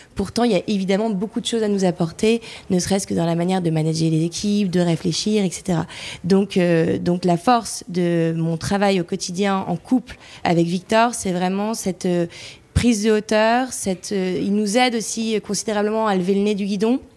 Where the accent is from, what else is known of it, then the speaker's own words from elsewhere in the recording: the North, north of France, France; on vient du Nord